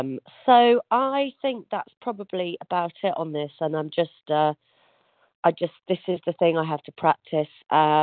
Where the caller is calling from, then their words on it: Yorkshire and the Humber, United Kingdom; From North Yorkshire in the UK.